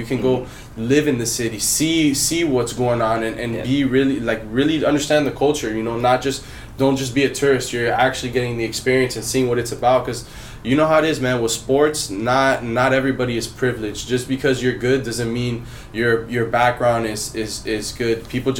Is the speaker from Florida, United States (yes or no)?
yes; Miami, Florida, United States; now in Los Angeles, United States; Right now I'm living in LA. I'm originally from Miami, but I'm living in LA right now.